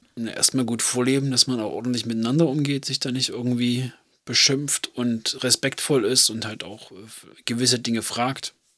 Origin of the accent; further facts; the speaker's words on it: Germany; bei uns in Deutschland